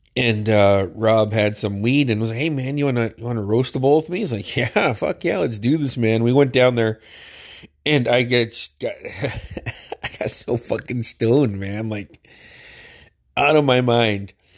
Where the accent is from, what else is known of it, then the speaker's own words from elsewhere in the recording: Metlakatla, Alaska, United States; we grew up together in Metlakahtla